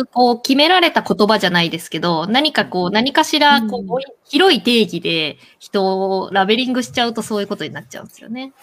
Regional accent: Kansai, Japan; 私関西人なんですけど

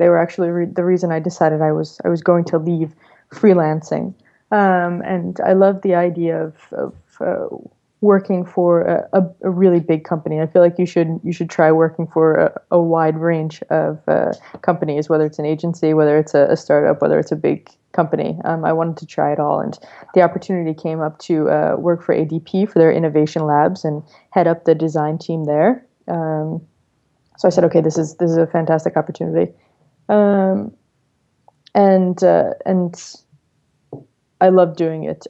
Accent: New York, United States; I'm born and raised in New York, Brooklyn to be exact

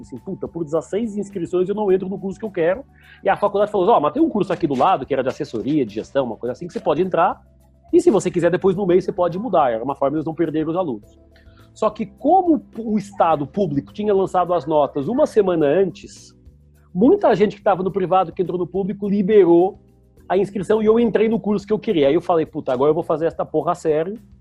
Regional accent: Lisbon, Portugal; moved away as an adult; now in Brazil; eu nasci em Portugal, Lisboa, numa família super classe média normal

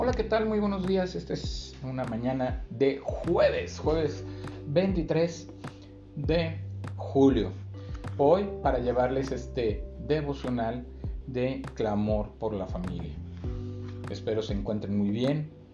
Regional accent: Mexico City, Mexico; moved away as an adult; now in Guadalajara, Mexico; yo no soy de, de De aquí de Guadalajara, yo soy de la Ciudad de México.

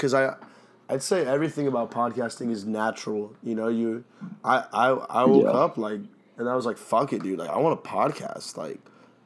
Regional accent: Dorchester, Massachusetts, United States; Psych, I'm American. You still trying to go back? Like, dude, come on. Like, yeah. What? I'm from Dorchester.

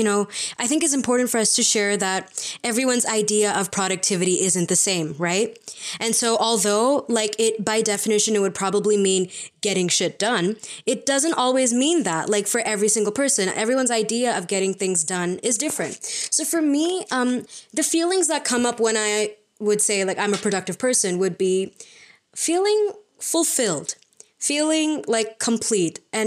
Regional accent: India; We are Indian postgrads in psychology

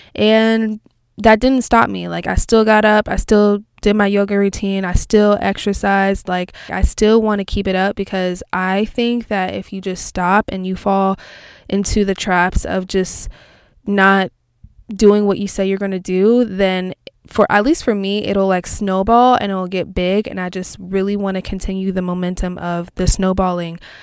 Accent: Texas, United States; I'm from Texas

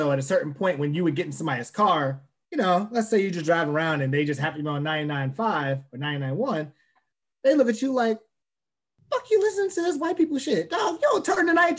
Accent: Baltimore, Maryland, United States; I'm from Baltimore

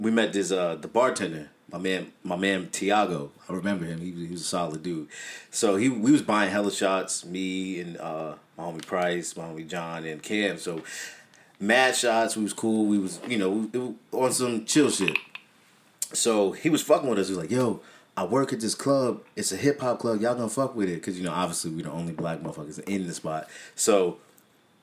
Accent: New York, United States; from New York.

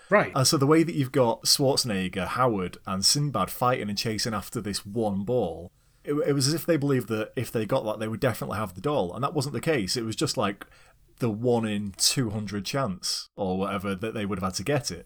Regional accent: United Kingdom; we're British.

